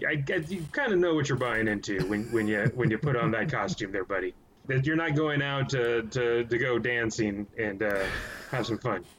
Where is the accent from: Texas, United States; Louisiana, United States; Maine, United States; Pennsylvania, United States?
Texas, United States; San Antonio; also born or lived in Austin, Texas; I've been born and raised in Texas, San Antonio, uh, high school, went to college at UT Austin, history major